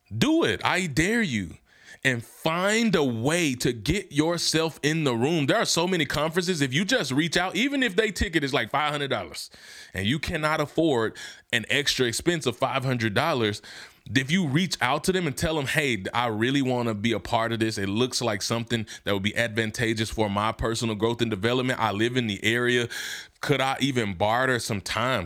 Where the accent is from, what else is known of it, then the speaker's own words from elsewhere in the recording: Hernando, Mississippi, United States; moved away; where I'm from in my hometown, Hernando, Mississippi.